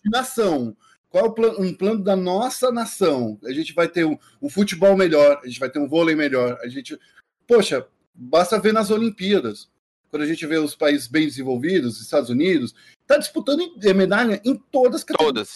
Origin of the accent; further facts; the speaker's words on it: Brazil; como brasileiros